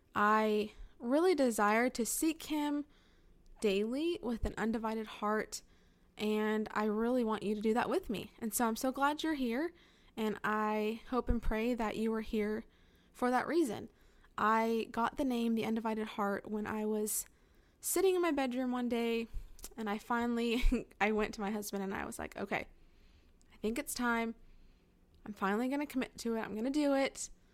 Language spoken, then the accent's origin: English; California, United States; moved away as an adult; now in Northern Alabama, United States; My husband and I were both born and raised in California